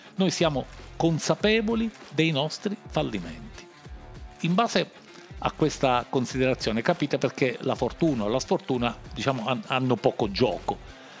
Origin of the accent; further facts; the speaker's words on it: Palermo, Sicily, Italy; come diciamo noi a Palermo